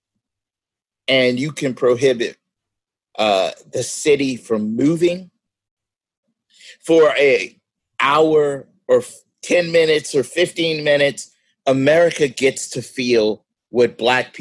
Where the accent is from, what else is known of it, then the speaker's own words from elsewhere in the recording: Arkansas, United States; we're all from Arkansas, we're all in Arkansas